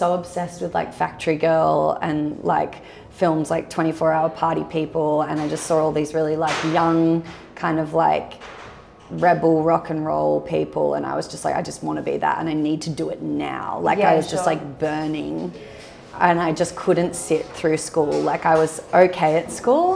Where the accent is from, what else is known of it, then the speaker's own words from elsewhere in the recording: Byron Bay, New South Wales, Australia; growing up in Byron with like an alternative single mum